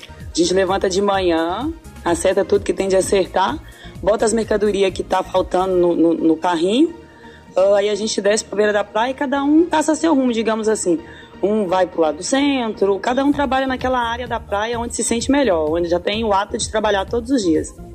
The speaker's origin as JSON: {"language": "Portuguese", "region": "north of Minas Gerais", "country": "Brazil", "said": "A gente vem do norte de Minas"}